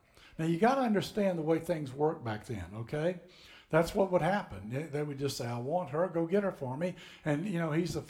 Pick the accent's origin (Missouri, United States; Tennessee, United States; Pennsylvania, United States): Tennessee, United States; moved away as an adult; now in Florida, United States; I grew up in Tennessee. … and I are from Tennessee